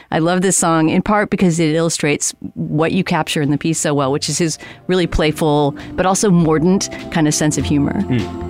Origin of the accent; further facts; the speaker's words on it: San Antonio, Texas, United States; moved away; also born or lived in Helotes, Texas; I grew up in Texas in San Antonio, but my early childhood was spent in Helotes, which used to be a small town outside of San Antonio